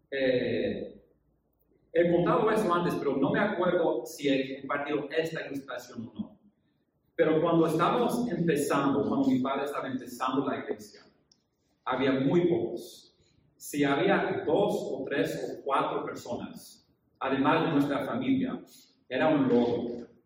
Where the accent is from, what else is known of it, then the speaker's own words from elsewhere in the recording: Japan; pero yo crecí en Japón, hijo de misioneros.